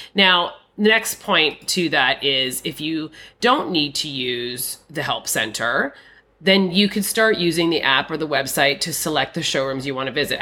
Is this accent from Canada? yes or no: yes; Canada; I'm a Canadian.